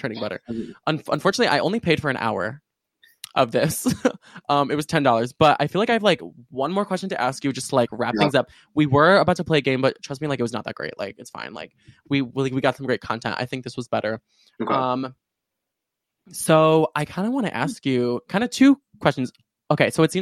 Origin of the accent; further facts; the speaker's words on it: Chicago, Illinois, United States; also born or lived in Urbana-Champaign, Illinois; right now I'm at my university, University of Illinois in Urbana-Champaign, but I'm normally from, like, the suburbs of Chicago, so Chicago